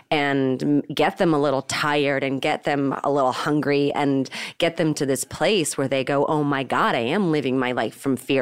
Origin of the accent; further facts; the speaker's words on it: Marin County, California, United States; We grew up in Marin County